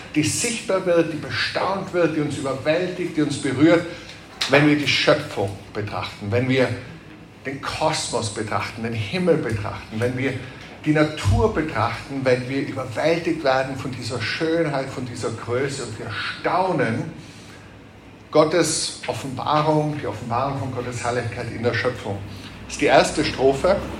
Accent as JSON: {"language": "German", "region": "Tyrol", "country": "Austria", "said": "als Tiroler"}